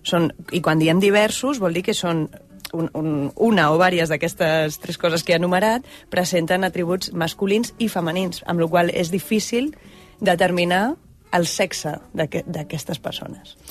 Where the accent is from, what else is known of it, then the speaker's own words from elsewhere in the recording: Barcelona, Catalonia, Spain; moved away as an adult; also born or lived in London; sóc de Barcelona, vaig néixer el 1984